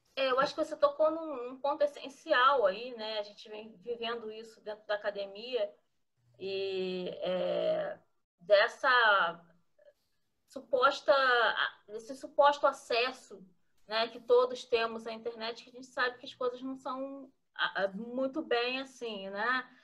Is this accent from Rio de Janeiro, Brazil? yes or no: yes; Rio de Janeiro, Brazil; eu sou carioca, eu nasci na cidade do Rio mesmo